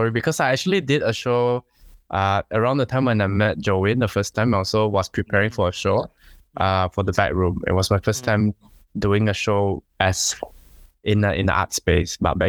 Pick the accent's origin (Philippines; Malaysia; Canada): Malaysia; Kuching, Sarawak; moved away as an adult; now in The Hague, Netherlands; I come from Sarawak, Kuching.